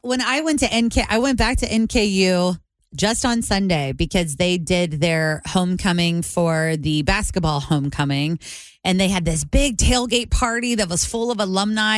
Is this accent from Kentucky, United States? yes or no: yes; Covington, Kentucky, United States; I grew up in Covington, Kentucky